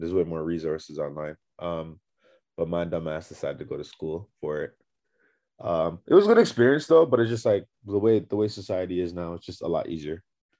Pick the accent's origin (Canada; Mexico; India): Canada; Toronto, Ontario; I'm from Toronto.